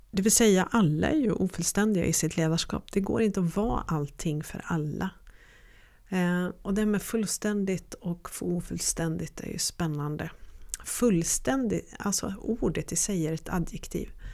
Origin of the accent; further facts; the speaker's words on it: Örnsköldsvik, Västernorrland County, Sweden; så växte jag upp i Övik och i den dialekten så pratar man